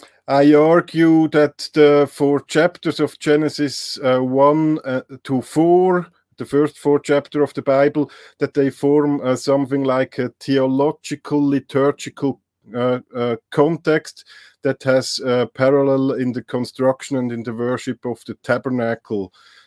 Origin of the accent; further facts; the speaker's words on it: Switzerland; also born or lived in Leuven, Belgium; I'm from Switzerland. I did some studies in German language and literature, I think on a bachelor level.